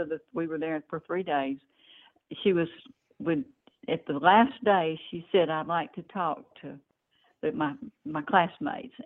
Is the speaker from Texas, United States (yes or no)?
no; Memphis, Tennessee, United States; also born or lived in northeast Mississippi; now in Mississippi, United States; I grew up in Memphis